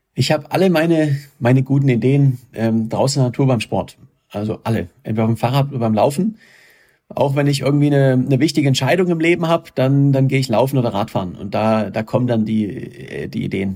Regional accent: Germany; ich komme aus Deutschland

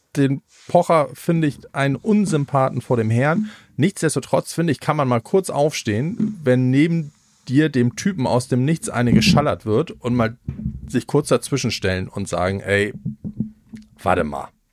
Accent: Schleswig-Holstein, Germany; ich stehe als Schleswig-Holsteiner

